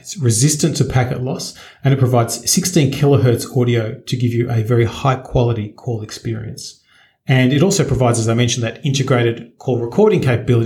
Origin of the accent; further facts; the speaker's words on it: Australia; I'm an Australian